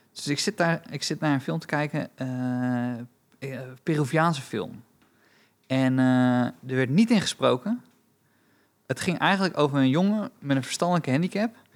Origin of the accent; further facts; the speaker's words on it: Romania; now in Netherlands; ik ben Roemeens